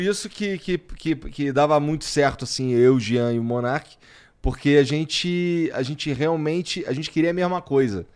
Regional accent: Rio de Janeiro, Brazil; moved away; eu vim do Jacarela, lá, lá no ah, Rio

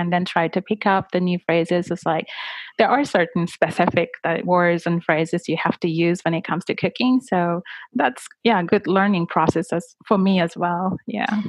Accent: Miyazaki, Japan; English is a second language; from Miyazaki, Japan

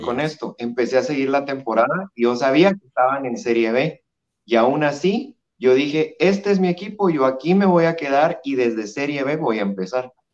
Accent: Guatemala; yo soy de Guatemala, de la hermosa tierra de la eterna primavera

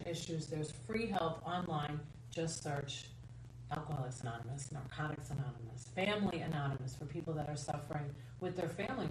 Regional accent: Long Island, New York, United States; I grew up in Long Island, New York.

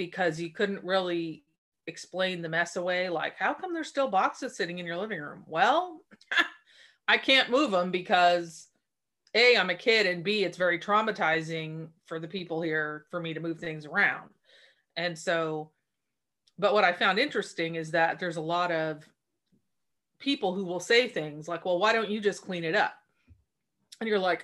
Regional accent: Port Angeles, Washington, United States; moved away as an adult; I grew up in Port Angeles, Washington

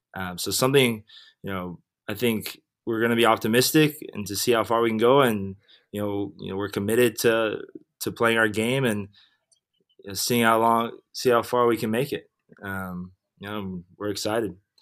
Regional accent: Weston, Florida, United States; also born or lived in White Plains, New York / New York (Columbia); I was born in White Plains, New York, um, and then I moved down to South Florida when I was seven, uh, to a city called Weston

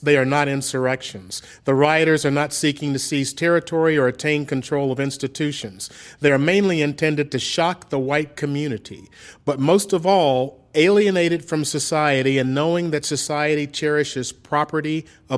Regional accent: Memphis, Tennessee, United States; in my hometown

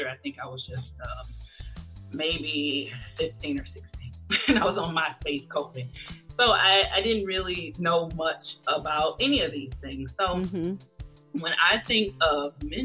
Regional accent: Detroit, Michigan, United States; I'm from Detroit, Michigan, and when I went to school, all the way from elementary to high school

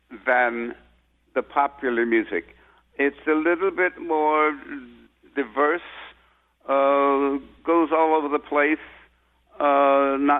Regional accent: San Francisco, California, United States; I grew up in San Francisco

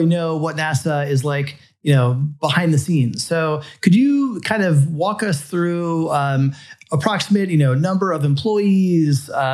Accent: South Florida, United States; as a boy growing up in South Florida

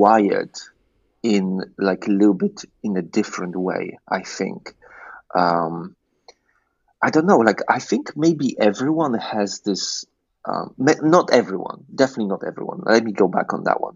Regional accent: Poland; moved away as an adult; also born or lived in England; I grew up in Poland

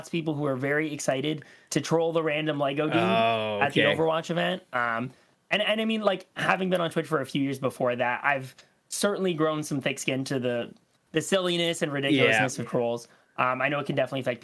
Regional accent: Canada

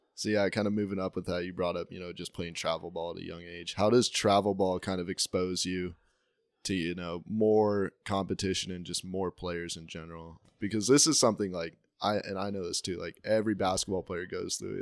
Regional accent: Salt Lake Valley, Utah, United States; born or raised there

